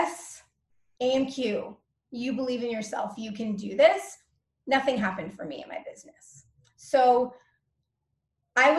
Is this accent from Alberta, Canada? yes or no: no; Toronto, Ontario, Canada; I'm from Toronto, Ontario, Canada, but I'm not really deeply rooted here because I'm a travel junkie